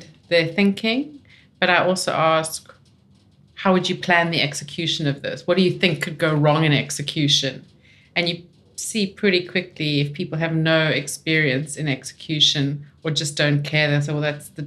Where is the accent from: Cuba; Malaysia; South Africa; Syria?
South Africa; also born or lived in London; now in Australia; I'm South African